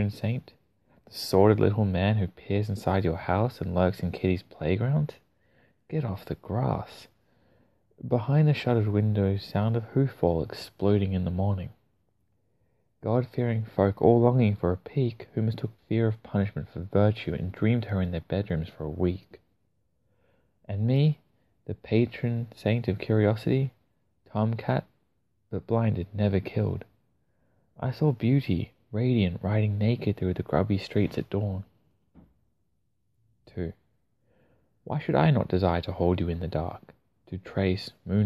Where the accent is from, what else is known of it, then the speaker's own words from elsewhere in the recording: Australia; I'm Australian